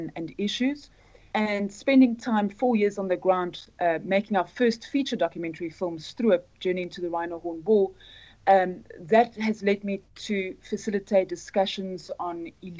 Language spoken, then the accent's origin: English; Zimbabwe; For myself, I grew up in Zimbabwe. My mum is Scottish. My dad's grandparents were Scottish.